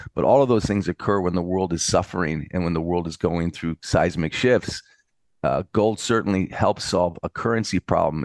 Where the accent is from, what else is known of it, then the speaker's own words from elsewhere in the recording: United States; now in Europe; I'm in Europe, but I'm an American